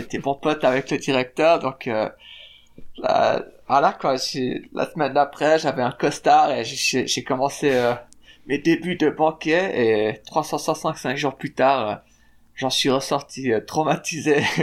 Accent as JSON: {"language": "French", "region": "Fribourg", "country": "Switzerland", "tie": "born or raised there", "moved": "as an adult", "lives_now": "Salt Lake City, United States", "said": "je suis né à Fribourg en Suisse, par une maman néerlandaise et un papa suisse"}